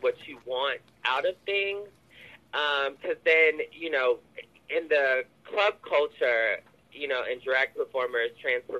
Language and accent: English; Oakland, California, United States; growing up in Oakland and being queer